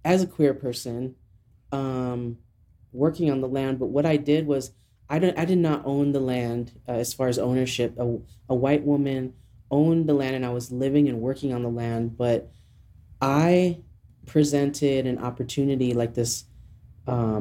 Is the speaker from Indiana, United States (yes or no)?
no; eastern Montana, United States; also born or lived in Seattle, Washington / New Mexico; now in Albuquerque, United States; I grew up in Montana. I grew up in a small farming, rural farming community in eastern Montana